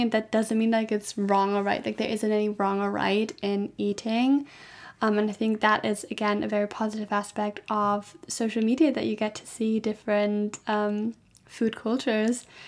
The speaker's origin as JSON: {"language": "English", "country": "Germany", "said": "I'm from Germany"}